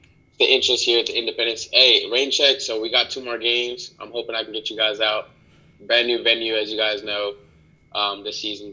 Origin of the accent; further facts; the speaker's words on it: Harrisburg, North Carolina, United States; also born or lived in Brooklyn, New York / Raleigh, North Carolina / Puerto Rico (family); I'm back in my hometown right now. I'm in Harrisburg, North Carolina.